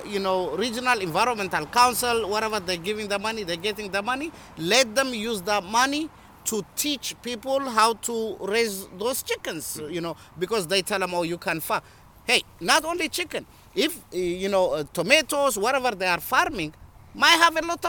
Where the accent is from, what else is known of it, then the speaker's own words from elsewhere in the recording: Shashamane, Oromia, Ethiopia; now in Worcester, United States; I was born in Ethiopia, mm-hmm. Shashamane